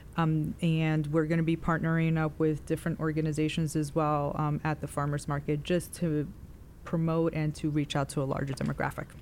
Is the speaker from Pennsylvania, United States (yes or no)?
no; New York City, New York, United States; moved away as an adult; also born or lived in Clover, South Carolina; now in South Carolina, United States; I am from New York City